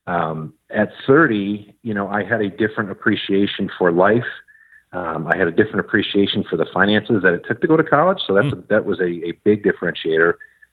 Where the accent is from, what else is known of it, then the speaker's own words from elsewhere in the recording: just outside of Detroit, Michigan, United States; moved away as an adult; now in Northern Virginia, United States; I grew up just outside of Detroit, Michigan, in southeastern Michigan